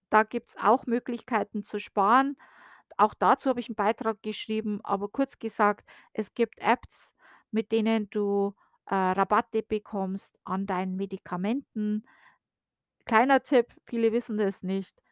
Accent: Germany; now in United States; bei uns in Deutschland

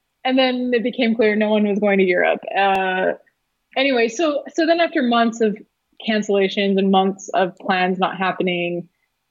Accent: Canada; now in United States; I'm Canadian. I was born in Canada

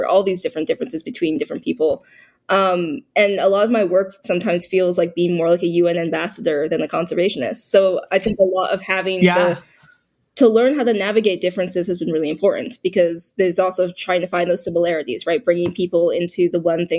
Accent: Boston, Massachusetts, United States; I was born in Boston, so I was born in a very urban environment

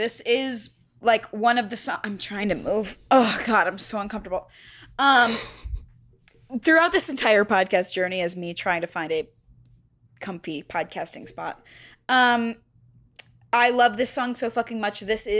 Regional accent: the South, United States; I am from the South, and I do have a low-key country vibe about me.

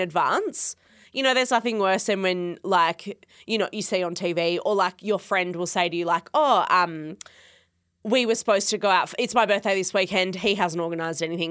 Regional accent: Perth, Western Australia, Australia; where I grew up in Perth

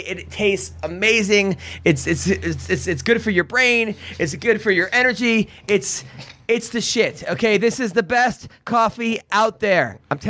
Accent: Oceanside, New York, United States; I'm from Oceanside.

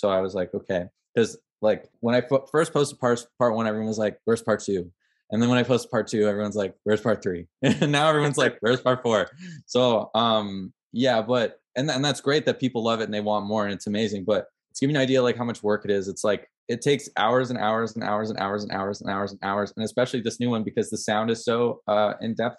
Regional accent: Ottawa, Ontario, Canada; moved away as an adult; now in Toronto, Canada; I'm from Ottawa, but I live in Toronto because I'm here for school

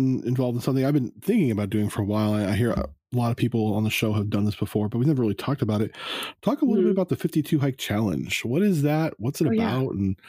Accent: California, United States; I've probably been to at least 4 weddings in Big Bear growing up in Southern California.

